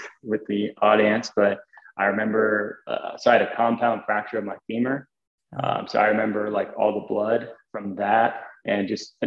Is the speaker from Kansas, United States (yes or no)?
yes; Stilwell, Kansas, United States; I grew up in a place called Stillwell, Kansas